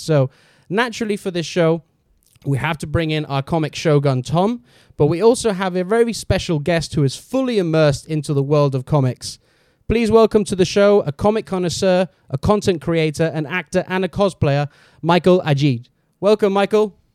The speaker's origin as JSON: {"language": "English", "country": "Gibraltar", "tie": "born or raised there", "moved": "yes", "said": "I come from Gibraltar, and back in Gibraltar, there's, when I was, like, growing up, there's nothing to do with comic books at all"}